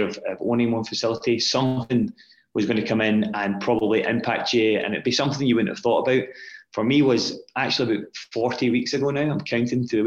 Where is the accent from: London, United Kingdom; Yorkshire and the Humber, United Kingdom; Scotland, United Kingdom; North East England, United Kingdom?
Scotland, United Kingdom; also born or lived in Glasgow; as a young boy growing up in Scotland